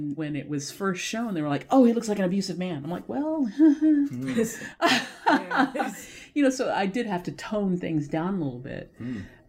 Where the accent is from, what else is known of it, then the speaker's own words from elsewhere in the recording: Los Angeles, California, United States; I am from Los Angeles.